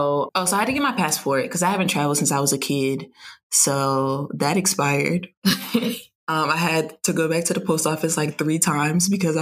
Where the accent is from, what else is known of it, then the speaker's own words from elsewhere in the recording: New Jersey, United States; I'm from New Jersey.